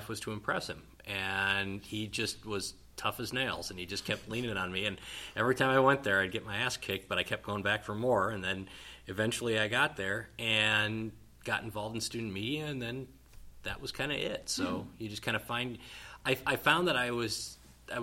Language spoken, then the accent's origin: English; Wisconsin, United States; also born or lived in Muncie, Indiana / Columbia, Missouri; Born and raised in Wisconsin, spent many a days eating cheese curds and shoveling snow